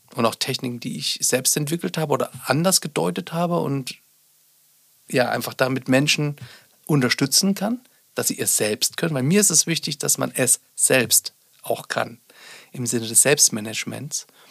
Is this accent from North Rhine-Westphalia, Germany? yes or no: no; Sonneberg, Thuringia, Germany; ich bin ja auch ein Kind des Ostens, also ich bin in Sonneberg geboren, war zwölf Jahre, nee, 13 Jahre war ich, als die Wende begann.